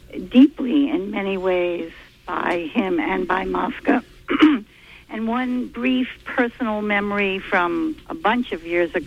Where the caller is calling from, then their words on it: Stockton Springs, Maine, United States; I'm calling from Stockton Springs.